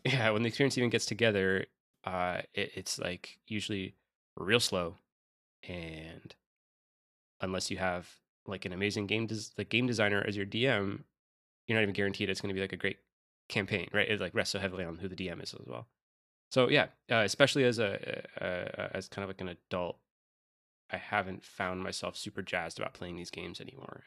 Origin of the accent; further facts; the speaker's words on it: upstate New York, United States; moved away; they all live in upstate New York in my hometown